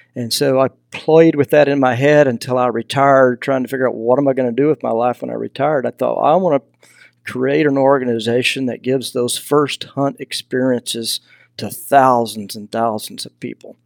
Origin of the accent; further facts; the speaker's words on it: Texas, United States; accent: Southern; now in Idaho, United States; I grew up in Texas, you know, so I'm a long way from, from home. So if you hear a little bit of a Southern accent, that's because I'm from the South